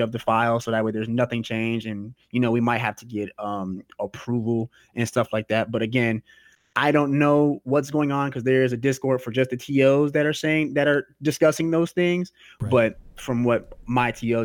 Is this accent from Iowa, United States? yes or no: no; Cincinnati, Ohio, United States; I am from Cincinnati, contrary to popular belief that they think I'm from Cleveland.